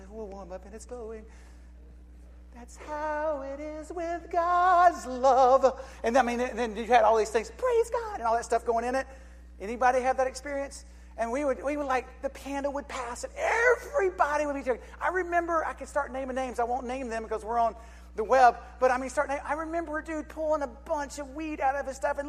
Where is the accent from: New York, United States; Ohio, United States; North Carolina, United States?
North Carolina, United States; Charlotte; I grew up in Charlotte, North Carolina